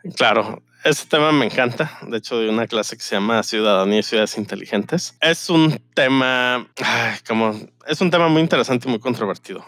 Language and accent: Spanish; Mexico; los habitantes en México vivimos en ciudades, ¿no? Somos un país urbano